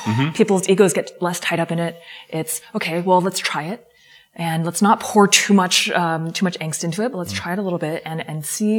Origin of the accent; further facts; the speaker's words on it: California, United States; I'm from Silicon Valley.